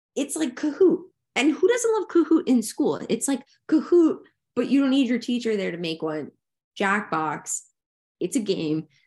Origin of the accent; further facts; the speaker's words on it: New Jersey, United States; we grew up in New Jersey where it was bitter, bitter cold